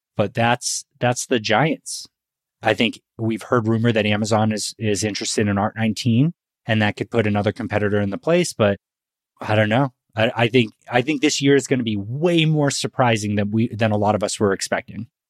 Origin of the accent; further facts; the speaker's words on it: Northeast, United States; now in Texas, United States; I'm from the Northeast